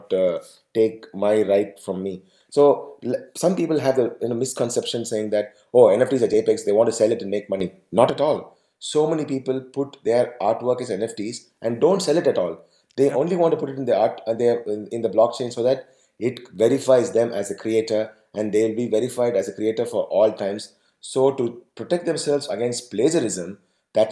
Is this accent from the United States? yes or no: no; Tamil Nadu, India; I am from Tamil Nadu.